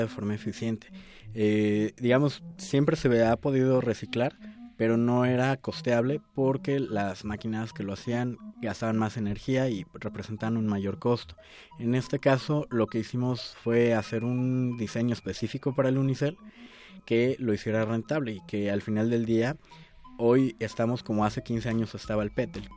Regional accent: Mexico City, Mexico; yo no consigo como chilango tomarme un atole que no sea en un vaso

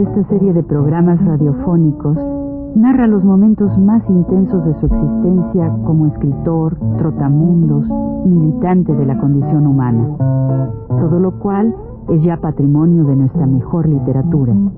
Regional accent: Mexico; cómo somos los mexicanos

